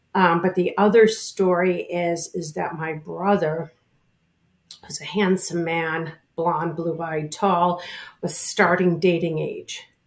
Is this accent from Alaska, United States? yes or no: no; Chicago, Illinois, United States; now in New York, United States; I grew up in Chicago, uh, in the suburbs of Chicago